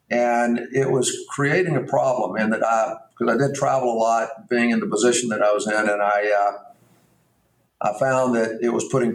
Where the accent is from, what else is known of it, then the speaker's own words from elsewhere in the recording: Mountain Brook, Alabama, United States; I grew up in Mountain Brook, Alabama. I went to Mountain Brook High School.